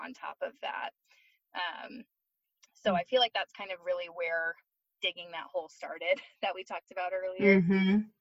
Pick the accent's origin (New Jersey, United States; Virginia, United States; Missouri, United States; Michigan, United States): Michigan, United States; moved away as an adult; also born or lived in Florida / Arizona / California; now in Colorado, United States; I'm originally from Michigan. I grew up there my whole life